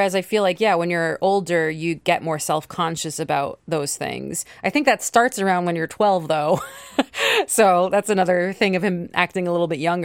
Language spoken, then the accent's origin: English; New York, United States; I'm also from New York